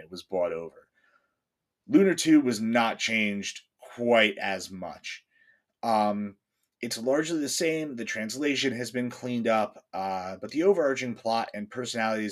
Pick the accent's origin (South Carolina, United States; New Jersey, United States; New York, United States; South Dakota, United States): New Jersey, United States; northwest; I grew up in the middle of the woods on, you know, the rolling hills out in the northwest part of the state